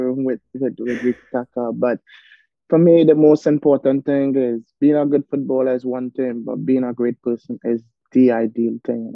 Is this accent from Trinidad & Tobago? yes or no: yes; Arima, Trinidad & Tobago; as a young kid growing up in Arima, born and raised in Arima